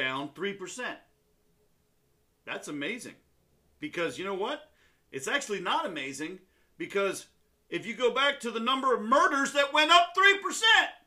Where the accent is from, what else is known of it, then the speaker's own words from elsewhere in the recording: Southern Pines, North Carolina, United States; So where I grew up in North Carolina, it's a little town called Southern Pines